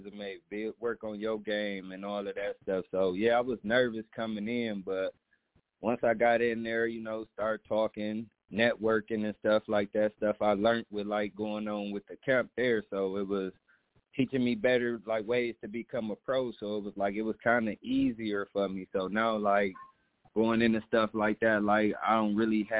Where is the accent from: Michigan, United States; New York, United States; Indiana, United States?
Michigan, United States; Ypsilanti; I had a good time growing up in the Yak.